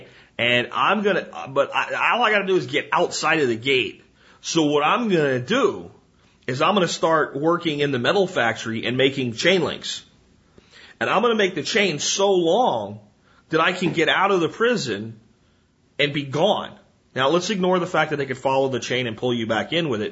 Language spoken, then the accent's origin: English; New Jersey, United States; moved away; I was born in New Jersey